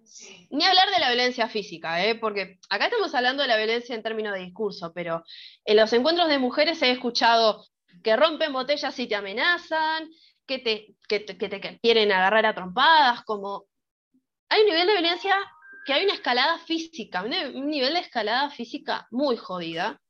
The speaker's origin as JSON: {"language": "Spanish", "country": "Argentina", "said": "las personas de Argentina solemos ser muy teóricas al momento de debatir"}